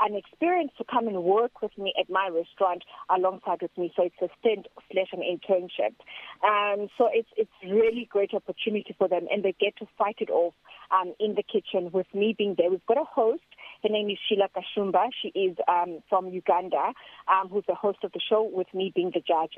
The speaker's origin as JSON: {"language": "English", "country": "South Africa", "said": "I'm from South Africa."}